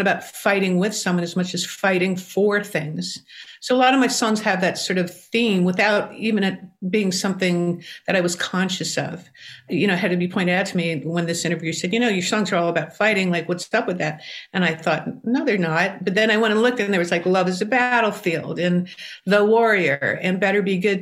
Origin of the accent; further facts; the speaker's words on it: New York City, New York, United States; I grew up in New York City.